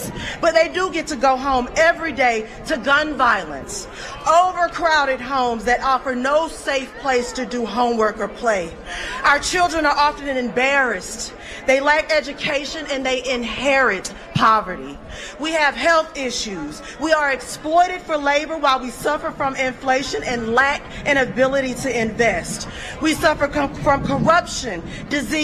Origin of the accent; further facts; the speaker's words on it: Georgia, United States; I'm from Georgia